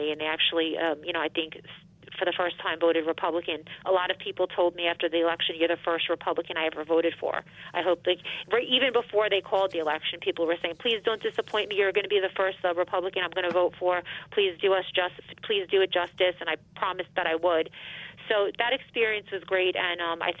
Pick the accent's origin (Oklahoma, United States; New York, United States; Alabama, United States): New York, United States; Elmont and Valley Stream; I got to run in my hometown, so I know everybody here